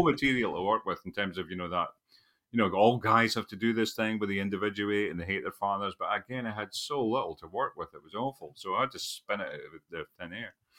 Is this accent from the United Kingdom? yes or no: yes; Scotland, United Kingdom; also born or lived in England; a Scottish nationalist or a patriot